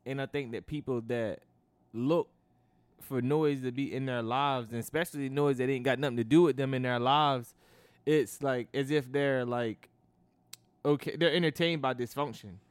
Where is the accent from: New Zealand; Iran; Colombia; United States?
United States; I'm American